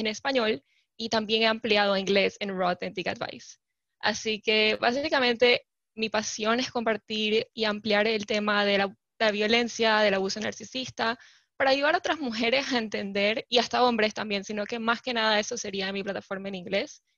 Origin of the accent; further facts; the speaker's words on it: Panama; also born or lived in California; soy panameña, vivo y resido actualmente en Panamá.